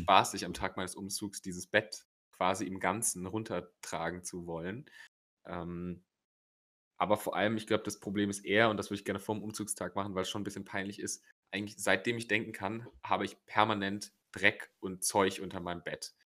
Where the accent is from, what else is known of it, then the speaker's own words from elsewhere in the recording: Rhineland, Germany; bei uns im Rheinland